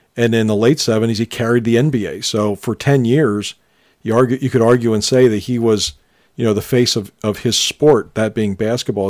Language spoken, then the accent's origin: English; Philadelphia, Pennsylvania, United States; we grew up in around Philadelphia